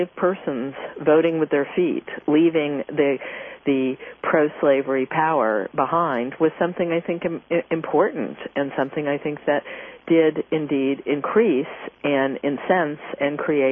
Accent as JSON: {"language": "English", "town": "Kansas City", "country": "United States", "tie": "born or raised there", "moved": "yes", "said": "my hometown, Kansas City"}